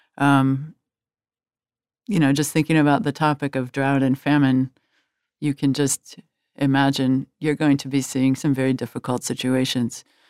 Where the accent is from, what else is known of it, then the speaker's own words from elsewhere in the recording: Washington, District of Columbia, United States; I grew up in Washington, D C, which was a, a, a town that was always looking out at the world.